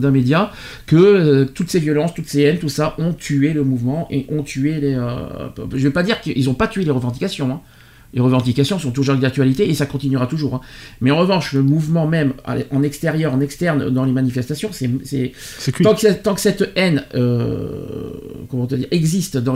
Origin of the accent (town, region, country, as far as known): France